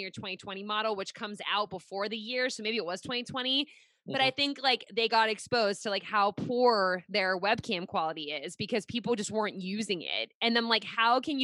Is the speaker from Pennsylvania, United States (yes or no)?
yes; Pittsburgh, Pennsylvania, United States; now in Rhode Island, United States; I'm originally from Pittsburgh